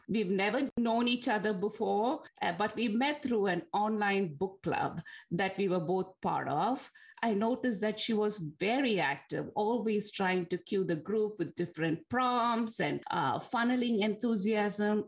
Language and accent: English; Bangalore, Karnataka, India; first language Tamil; English is a second language; moved away as an adult; also born or lived in Delhi, India / Geneva, Switzerland; now in New Jersey, United States; I was actually born in Delhi and grew up in Bangalore in India